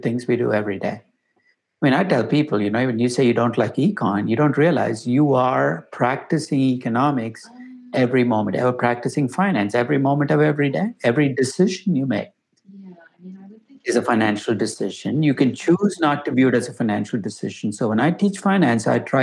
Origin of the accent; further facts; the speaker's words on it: Chennai, Tamil Nadu, India; moved away; also born or lived in Bangalore; I grew up in Chennai.